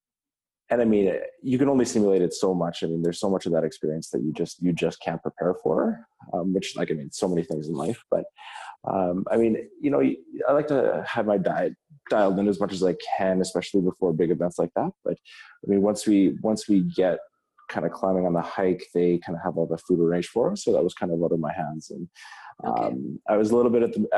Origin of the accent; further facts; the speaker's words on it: Regina, Saskatchewan, Canada; moved away as an adult; now in Kingston, Canada; I grew up in Regina, Saskatchewan, and I did med school at the University of Saskatchewan